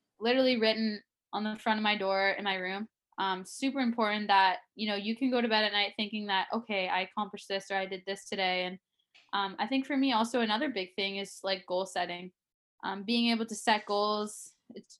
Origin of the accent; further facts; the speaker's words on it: Toronto, Ontario, Canada; moved away as an adult; also born or lived in Boston; being in my hometown growing up